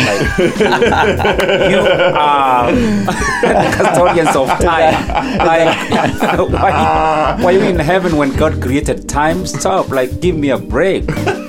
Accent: Meru County, Kenya; moved away as an adult; now in United States; From Kenya, in Eastern Africa, a place called Meru County.

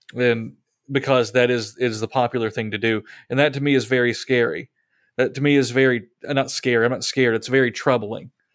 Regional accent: United States; it's really hard for us to fathom something like that as American Christians

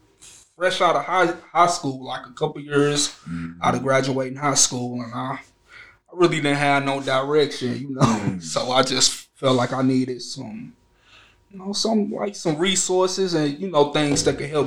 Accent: St. Louis, Missouri, United States; I'm from St. Louis. And like growing up, man, like I had like a rough childhood growing up

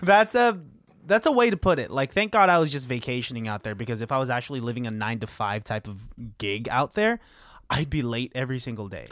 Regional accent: the Bay Area, California, United States; It's hard to be from the Bay

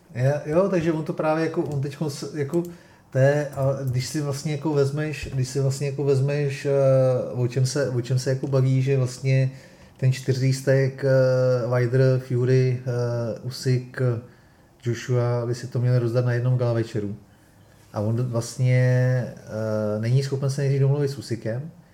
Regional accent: Czechia; jsme Češi

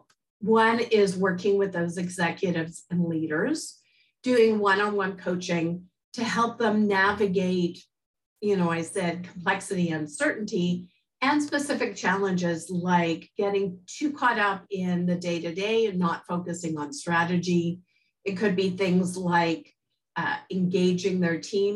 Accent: Montreal, Quebec, Canada; I was born in Montreal, and actually I was in the first French immersion class in the province

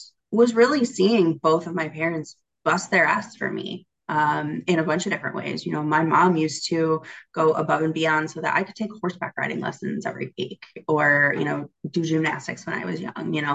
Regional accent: Michigan, United States; I was born and raised in Michigan, still here

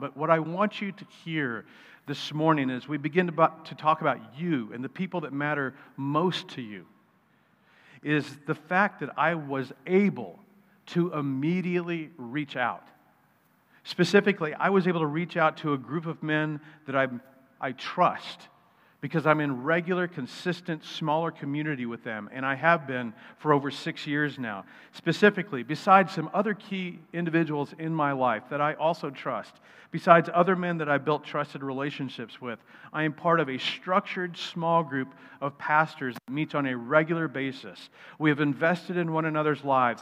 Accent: United States

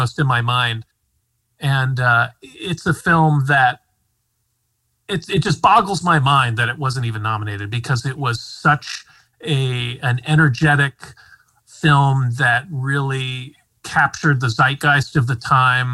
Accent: Midwest, United States; I'm a Midwestern

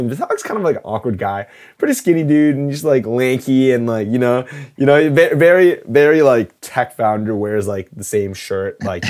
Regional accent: Canada; Like, part of our culture is being Canadian and being proud about it

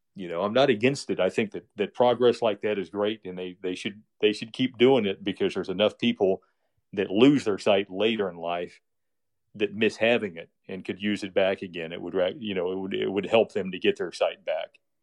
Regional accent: Westfield, Indiana, United States; It's called Westfield, and it's just twenty miles northwest of downtown. And this town, uh, I grew up

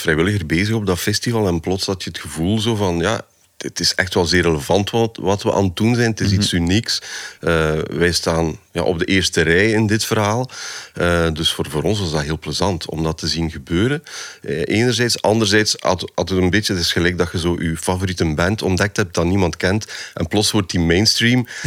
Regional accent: Poperinge, Flanders, Belgium; Ik ben van de Westhoek.

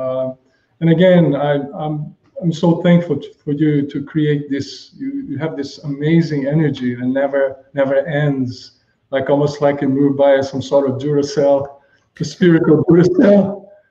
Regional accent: Brazil; moved away as an adult; also born or lived in Japan / Germany; now in Bahamas; Originally, I'm originally from Brazil.

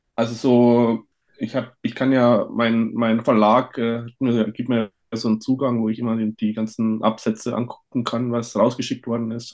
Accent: Bavarian Forest, Germany; moved away; ich komme ja aus dem Bayerischen Wald, da bin ich aufgewachsen

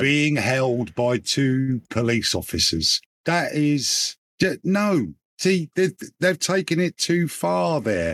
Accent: England, United Kingdom; as an Englishman

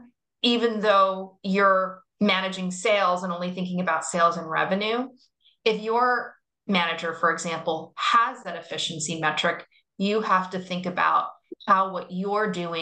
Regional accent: Florida, United States; now in New York, United States; I'm from Florida.

